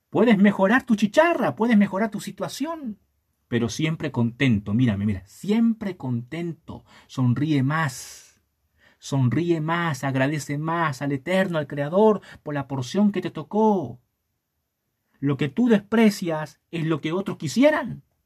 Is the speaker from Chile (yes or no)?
yes; Chile; no seas mano de guagua, decimos en Chile